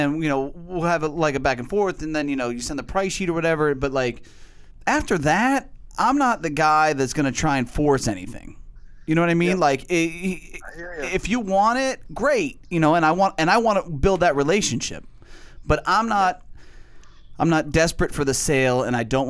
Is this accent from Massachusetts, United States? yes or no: yes; Boston, Massachusetts, United States; moved away; I'm from Boston